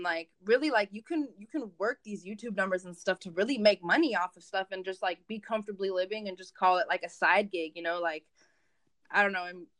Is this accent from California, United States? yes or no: yes; Santa Monica, California, United States; born there; first language Spanish; English is a second language; also born or lived in Mexico City / Michigan; I was born in Santa Monica, you know, I've lived in Mexico City, I'm half Mexican, Spanish is my first language, like, I lived in Michigan for 6 years